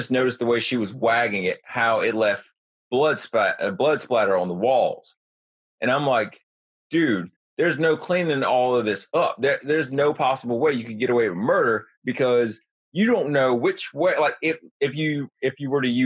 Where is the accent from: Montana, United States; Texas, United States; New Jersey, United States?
New Jersey, United States; I grew up in New Jersey